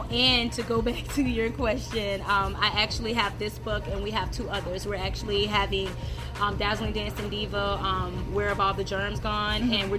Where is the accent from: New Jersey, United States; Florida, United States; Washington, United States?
Florida, United States; Tallahassee; now in Tampa, United States; I'm originally from Tallahassee, Florida. I now live in the Tampa, St. Petersburg area. I've been here for a while.